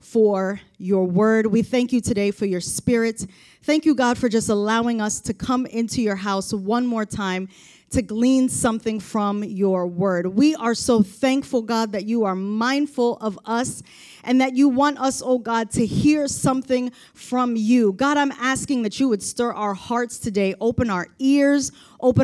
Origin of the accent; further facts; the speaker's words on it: Baltimore, Maryland, United States; I've been living in Baltimore, growing up in Baltimore